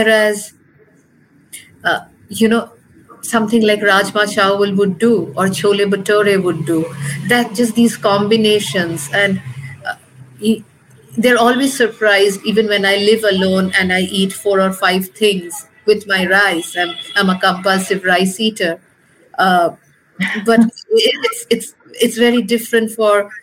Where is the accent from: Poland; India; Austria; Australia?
India